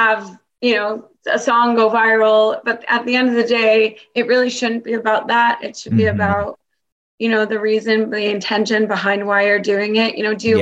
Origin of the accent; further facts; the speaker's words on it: New York City, New York, United States; moved away as an adult; also born or lived in Florida; now in Miami, United States; I'm actually originally from New York City